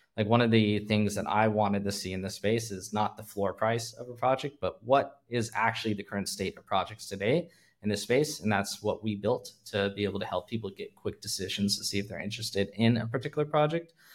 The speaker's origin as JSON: {"language": "English", "region": "California", "country": "United States", "tie": "born or raised there", "moved": "as an adult", "lives_now": "Hong Kong", "said": "I'm originally from California, born and bred, lived everywhere, Bay Area, Central Valley, Los Angeles"}